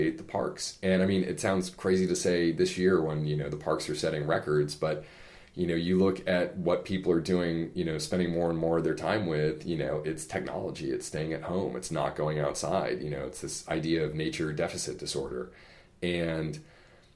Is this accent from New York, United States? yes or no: no; Bangor, Maine, United States; I was born and raised in Bangor, Maine